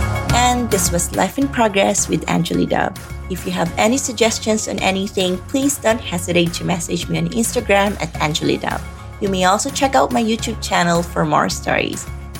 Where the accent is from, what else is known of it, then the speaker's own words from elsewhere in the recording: Philippines; moved away; now that I'm away from the Philippines.